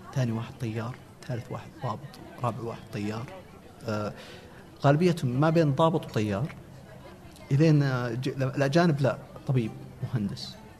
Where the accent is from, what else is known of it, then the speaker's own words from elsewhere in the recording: Al-Namas, Asir, Saudi Arabia; moved away as an adult; also born or lived in Abha / Riyadh; ما جينا من ابها جينا من قريه تابعه للنماص مدينه النماص